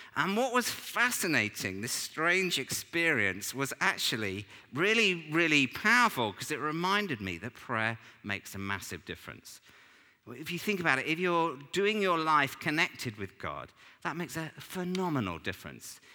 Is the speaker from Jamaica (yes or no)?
no; England, United Kingdom; we're English